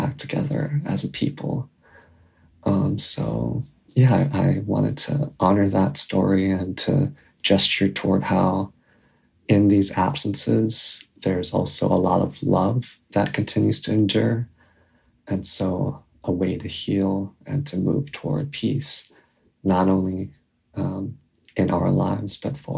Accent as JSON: {"language": "English", "region": "Hawaii", "country": "United States", "tie": "born or raised there", "said": "I was raised in Hawaii by my grandparents while my parents remained in South Korea."}